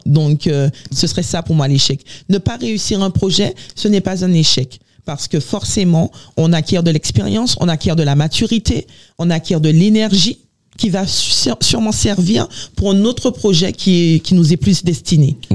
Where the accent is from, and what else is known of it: Les Abymes, Guadeloupe; born or raised there; now in France